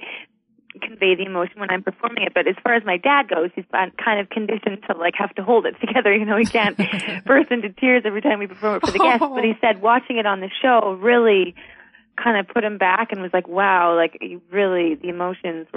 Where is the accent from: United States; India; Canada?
Canada; I'm a Canadian